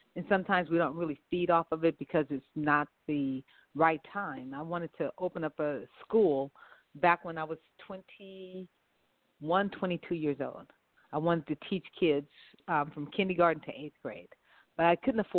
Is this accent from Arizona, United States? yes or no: no; Los Angeles, California, United States; I'm from right here, Los Angeles, California. My family is from New Orleans, Louisiana, but I was the third of the kids being born, and I was born here in Los Angeles.